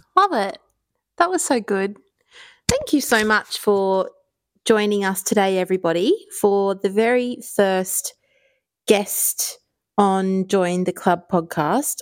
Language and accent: English; Ireland; I grew up in Ireland